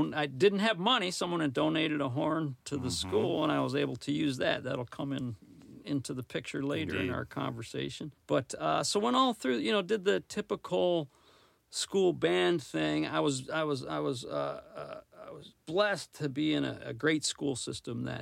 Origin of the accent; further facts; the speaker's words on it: Detroit, Michigan, United States; also born or lived in Lansing, Michigan; I was from Detroit area